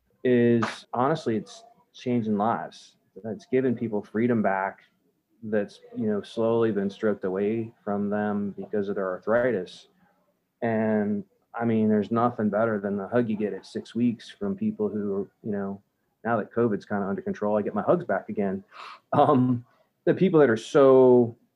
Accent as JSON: {"language": "English", "town": "St. Petersburg", "region": "Florida", "country": "United States", "tie": "born or raised there", "also_born_or_lived": "New Jersey / Northeast US / North Carolina", "lives_now": "Tampa, United States", "said": "I grew up in South St. Pete, you know, rode my bike to Bay Point Middle School. And I ended up going to Canterbury High School"}